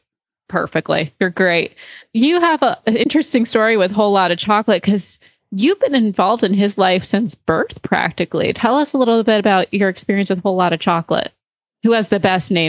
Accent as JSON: {"language": "English", "region": "England", "country": "United Kingdom", "said": "and I'll be honest, because I'm an English girl too, but I started Western Pleasure."}